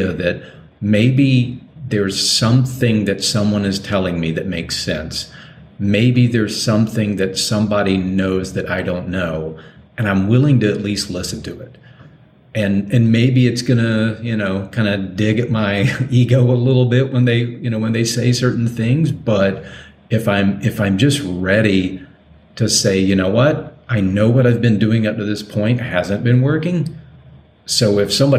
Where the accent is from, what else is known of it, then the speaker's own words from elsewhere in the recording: Deep South, United States; growing up in the Deep South